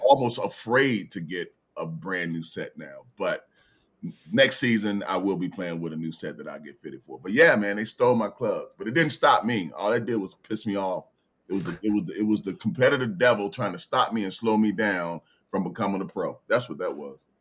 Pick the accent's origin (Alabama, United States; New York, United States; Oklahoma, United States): Alabama, United States; Birmingham; also born or lived in Los Angeles; now in Richmond, United States; born and raised in Birmingham, Alabama, but here in Richmond, I moved here in nineteen ninety-six